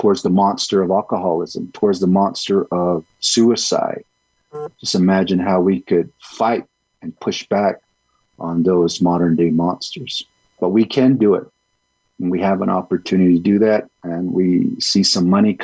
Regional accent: United States; first language Navajo; English is a second language; Navajo is my first language

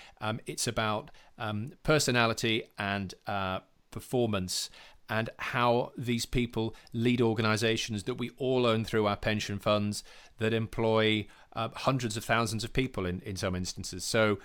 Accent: Yorkshire and the Humber, United Kingdom; I'm from West Yorkshire. I was born in a small town near Huddersfield.

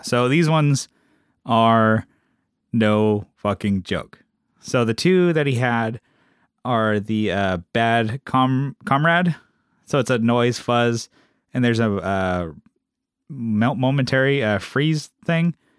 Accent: San Diego, California, United States; moved away; we're, we're, we're from San Diego, so we don't get that weather

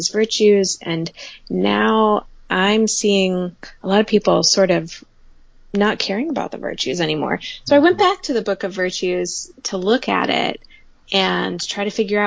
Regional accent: the South, United States; I grew up in the South in pretty conservative evangelical churches.

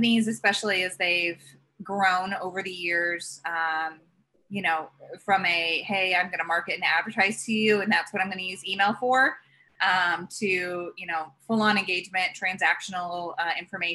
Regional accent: Indianapolis, Indiana, United States; moved away; growing up in Indiana and having Indianapolis

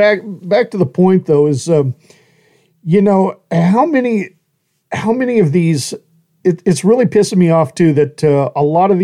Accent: Australia; They said, are you American? I said, nah, I'm bloody Australian.

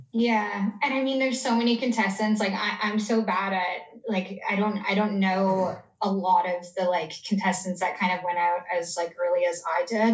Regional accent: Canada; I'm Canadian

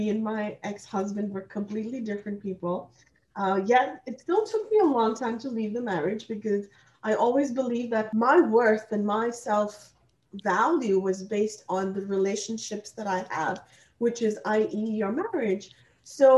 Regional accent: India; English is a second language; moved away as an adult; now in Canada; I am actually born and raised in India, and I came to Canada to study, and I have been kind of like, you know, in Canada since the age of about 20 years old

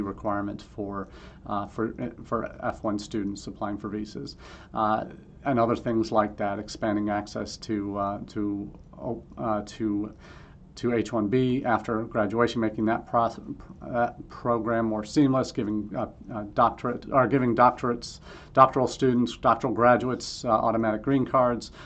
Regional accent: Missouri, United States; I grew up in Missouri, so you still gotta show me

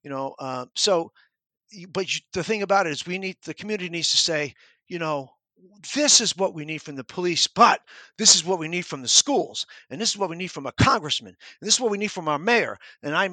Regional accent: New York, United States; moved away as an adult; When I was a kid growing up in New York

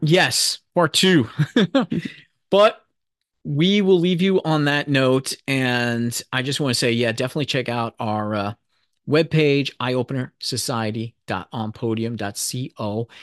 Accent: New York City, New York, United States; I'm from New York City

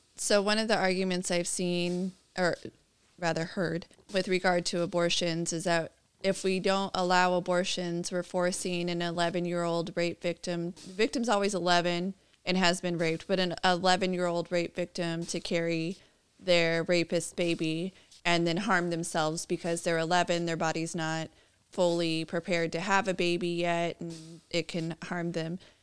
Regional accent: California, United States; I'm born and raised in California

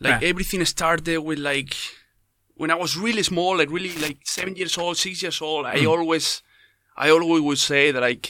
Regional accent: Spain; yes, skydiver from Spain.

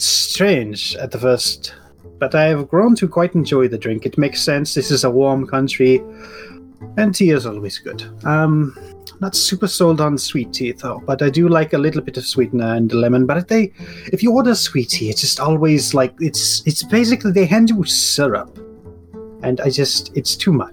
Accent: Germany; moved away as an adult; now in United States; I have lived in America for about 20 years now, but I was born and raised in East Germany.

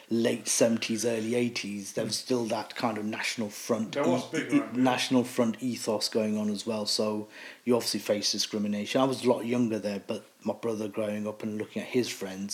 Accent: Leicester, East Midlands, United Kingdom; So I was born in Leicester. I've lived in Leicester majority of my life

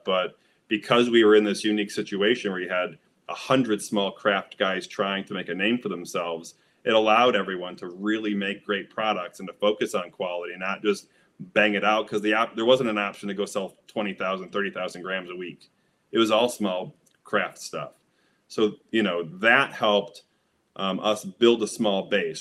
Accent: Midwest, United States; because I'm from the Midwest, um, and have been smoking for 25 years, I grew up with Michigan brickweed

